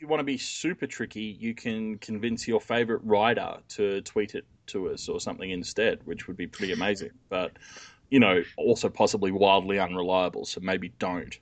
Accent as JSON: {"language": "English", "country": "Australia", "said": "I'm Australian"}